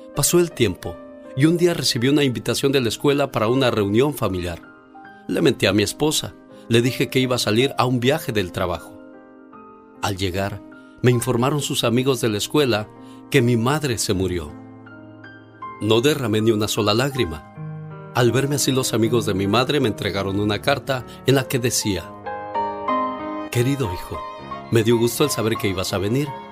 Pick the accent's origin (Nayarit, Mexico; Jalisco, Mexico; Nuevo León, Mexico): Jalisco, Mexico; Villa Hidalgo; now in California, United States; un día salí de Villa Hidalgo, Jalisco pero Villa Hidalgo, Jalisco nunca salió de mí.